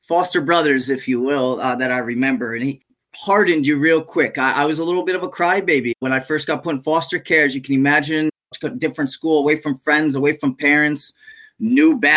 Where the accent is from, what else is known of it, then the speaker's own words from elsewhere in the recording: Connecticut, United States; also born or lived in New England; now in Central Florida, United States; Lived in many different towns around Connecticut, primarily until I was 16.